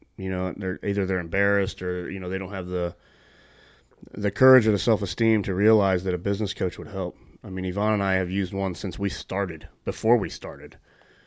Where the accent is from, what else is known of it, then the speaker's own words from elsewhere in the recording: St. Louis, Missouri, United States; I grew up with them in St. Louis.